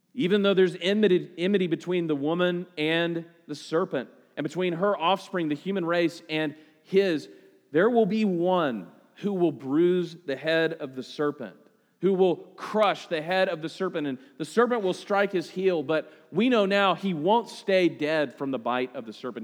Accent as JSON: {"language": "English", "town": "Oklahoma City", "region": "Oklahoma", "country": "United States", "said": "we're from Oklahoma City. You know, just us country folk from flyover country"}